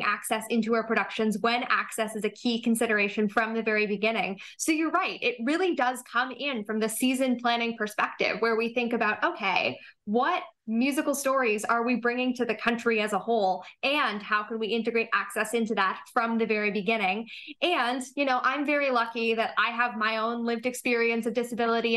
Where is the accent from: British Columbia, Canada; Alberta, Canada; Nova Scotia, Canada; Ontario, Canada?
Ontario, Canada; Toronto; I grew up here in Toronto